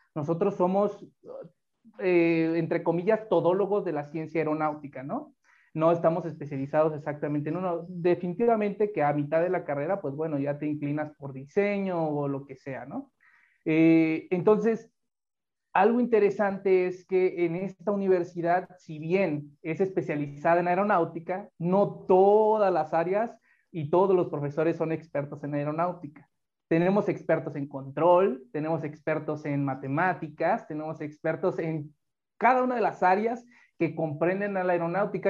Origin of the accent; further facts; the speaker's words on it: Mexico; somos mexicanos